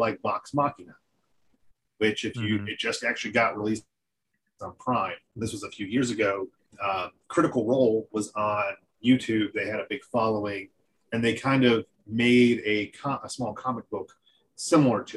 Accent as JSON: {"language": "English", "region": "North Carolina", "country": "United States", "said": "I'm from North Carolina"}